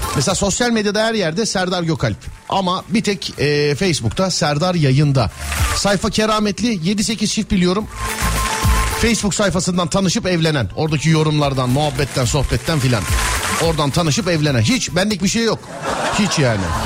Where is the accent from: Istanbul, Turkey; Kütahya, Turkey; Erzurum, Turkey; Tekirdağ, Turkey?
Istanbul, Turkey; bir İstanbullu olarak